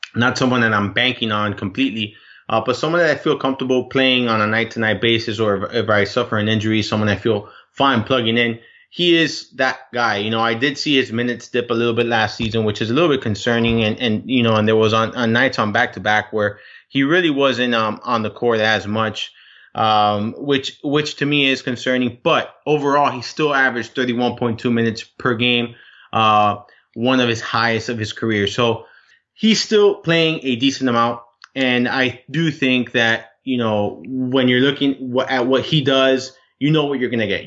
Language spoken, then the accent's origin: English; Miami, Florida, United States; I'm from Miami.